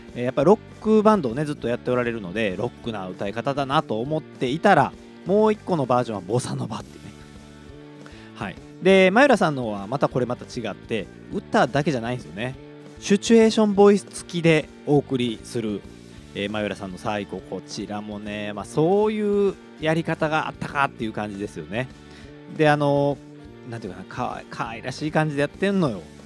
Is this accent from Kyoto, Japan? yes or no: no; Kobe, Hyogo, Japan; 神戸っ子